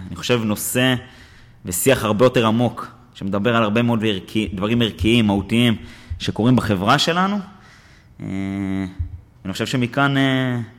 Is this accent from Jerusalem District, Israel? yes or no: no; Kfar Yehezkel, Northern District, Israel; אני בתור מושבניק שגדל בכפר יחזקאל בעמק חרוד